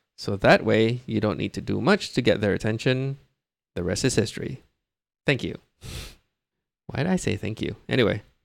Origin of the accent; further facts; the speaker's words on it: Brunei; now in Singapore; I was born and raised in Brunei